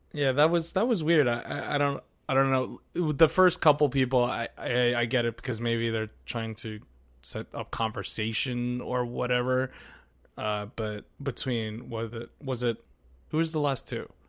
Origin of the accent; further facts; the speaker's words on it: Philippines; I'm Filipino